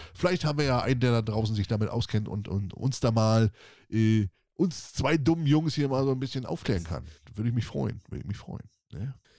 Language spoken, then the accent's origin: German; Northern Germany, Germany; bei uns im Norden heißt das okay. Wurke